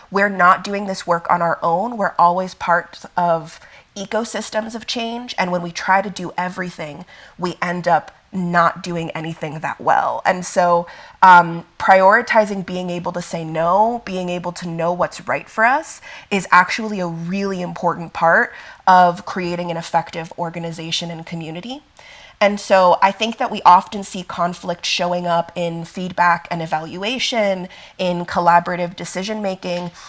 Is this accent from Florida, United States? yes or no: yes; Miami, Florida, United States; also born or lived in Italy; now in Denver, United States; I go by they, them pronouns. I am a light skinned black Italian. I was born in Italy but raised in Miami, so I definitely still identify with the South, but I currently live in Denver, Colorado, on Ute, Arapaho, and Cheyenne lands.